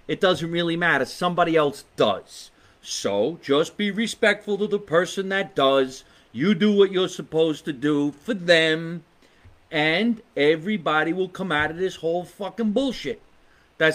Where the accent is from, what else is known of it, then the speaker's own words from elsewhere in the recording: Scotch Plains, New Jersey, United States; am in the basement that I grew up in Scotch Plains, New Jersey